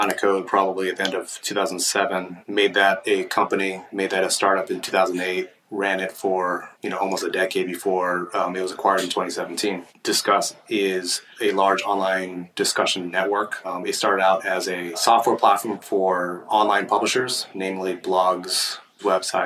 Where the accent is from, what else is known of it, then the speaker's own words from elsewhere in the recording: Milpitas, California, United States; now in San Francisco, United States; I grew up about 50 miles south of here, so in a town called Milpitas, which is sort of sandwiched in between San Jose and Mountain View